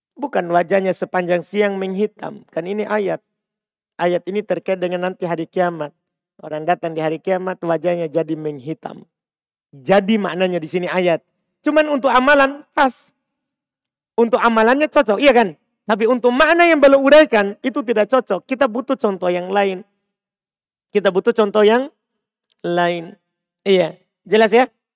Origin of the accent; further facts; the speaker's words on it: Bima, West Nusa Tenggara, Indonesia; saya orang Bima